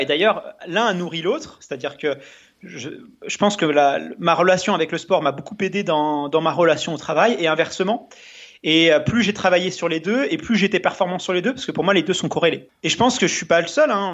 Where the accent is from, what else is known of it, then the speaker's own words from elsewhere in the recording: Melun, Île-de-France, France; j'ai grandi en, banlieue parisienne, dans un dans une ville euh, ouvrière euh, qui s'appelle euh, Melun, enfin à côté de Melun